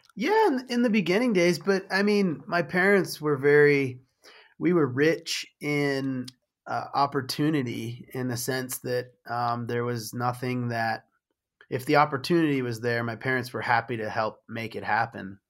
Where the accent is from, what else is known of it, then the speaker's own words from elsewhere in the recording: Michigan, United States; moved away; I was from Michigan